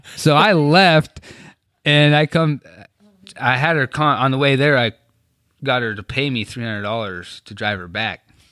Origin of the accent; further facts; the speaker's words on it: Trenton, North Dakota, United States; Born and raised in Trenton, North Dakota